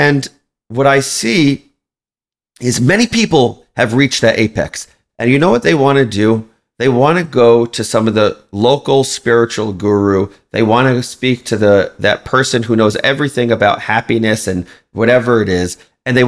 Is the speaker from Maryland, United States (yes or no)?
yes; Baltimore, Maryland, United States; I grew up in Baltimore, Maryland